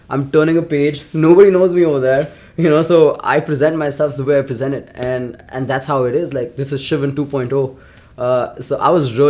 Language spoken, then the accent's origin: English; New Delhi, Delhi, India; moved away as an adult; now in Kelowna, Canada; I was from New Delhi